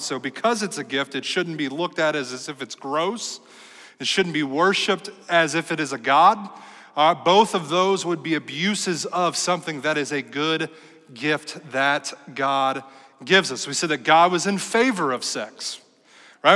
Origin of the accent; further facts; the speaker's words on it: United States; we, as American Christians